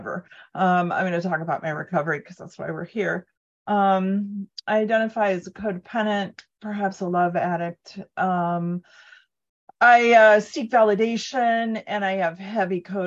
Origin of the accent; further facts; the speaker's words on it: Cleveland, Ohio, United States; I was raised in Cleveland, Rust Belt, in a 50 suburb